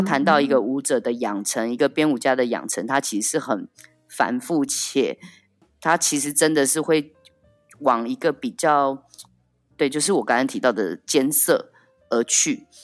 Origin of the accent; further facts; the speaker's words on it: Taiwan; moved away as an adult; now in Paris, France; 我感觉到身为一个台湾人或是身为一个台湾艺术家在这里的处境